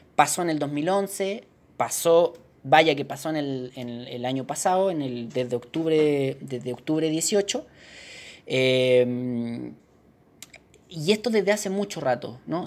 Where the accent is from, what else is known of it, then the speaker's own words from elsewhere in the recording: Chile; Uno como chileno